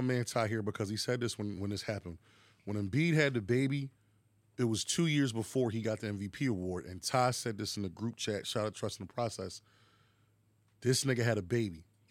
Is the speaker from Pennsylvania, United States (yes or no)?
yes; Philadelphia, Pennsylvania, United States; we're from Philadelphia, 'cause we say ball